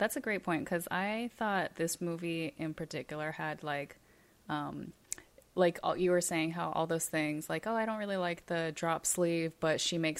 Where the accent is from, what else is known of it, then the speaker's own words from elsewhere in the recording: Hawaii, United States; moved away; we're from Hawaii.